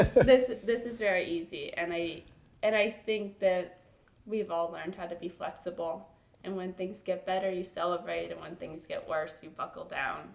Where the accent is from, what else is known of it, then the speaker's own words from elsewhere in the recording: Los Angeles, California, United States; moved away as an adult; now in Washington, D.C., United States; I'm from Los Angeles, California